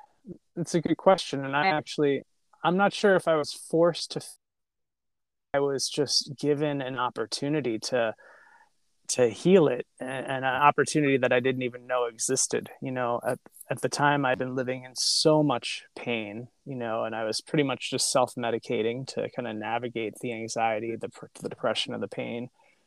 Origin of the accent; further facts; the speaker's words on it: New York, United States; now in San Francisco, United States; New York. Oh. One accent though.